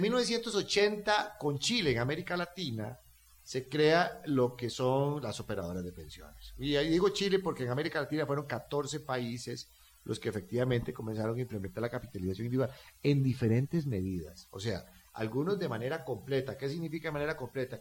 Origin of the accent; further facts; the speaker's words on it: Costa Rica; Yo hablo como un costarricense simple y llano